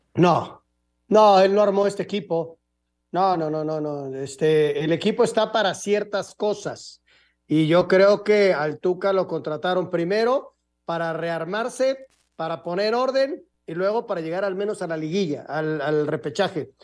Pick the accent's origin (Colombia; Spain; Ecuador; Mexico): Mexico; Yo soy mexicano